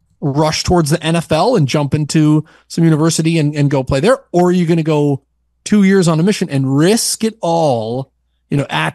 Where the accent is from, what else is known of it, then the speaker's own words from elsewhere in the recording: Portland, Oregon, United States; I'm from Portland, Oregon